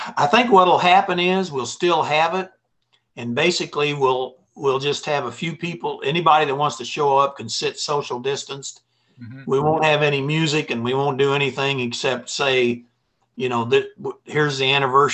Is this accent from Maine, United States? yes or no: no; Jefferson City, Missouri, United States; I was from Jeff City